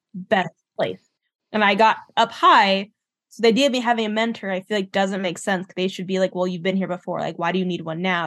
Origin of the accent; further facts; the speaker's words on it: Southwest, United States; moved away as an adult; now in Minnesota, United States; I moved from the Southwest, lived in the Southwest my whole life, and I moved to the Midwest, uh, to Minnesota